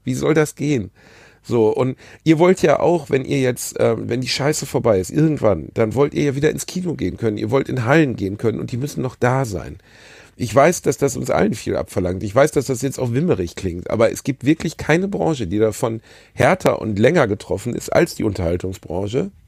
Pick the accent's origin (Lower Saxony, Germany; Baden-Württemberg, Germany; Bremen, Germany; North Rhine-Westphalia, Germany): North Rhine-Westphalia, Germany; Ruhr area; Ich komme aus dem Ruhrgebiet